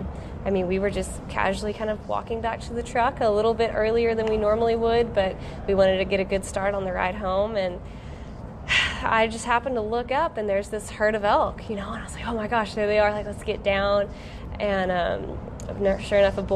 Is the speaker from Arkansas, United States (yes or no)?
yes; Arkansas, United States